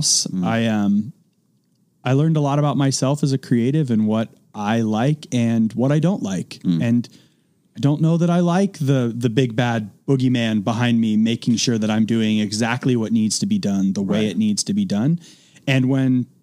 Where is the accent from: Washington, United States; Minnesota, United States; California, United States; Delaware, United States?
California, United States; Oakland area, Northern; I grew up just outside of Oakland in Northern California